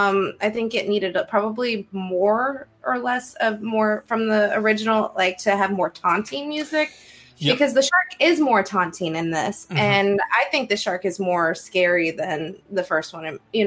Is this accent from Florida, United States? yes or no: no; Iowa, United States; I'm from Iowa, forgive me, I don't have an ocean near me.